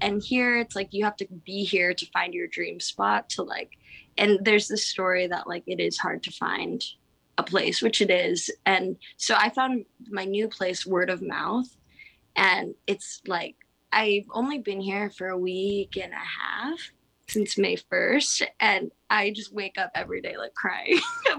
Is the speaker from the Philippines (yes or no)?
yes; Philippines; I think that might have to do with like being Filipino, island energy, and like my dad moved back to the Philippines and we FaceTime and we have the same background.